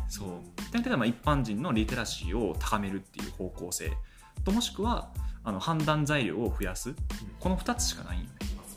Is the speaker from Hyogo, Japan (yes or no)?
yes; Kobe, Hyogo, Japan; 僕ね地元神戸なんですよ地元神戸で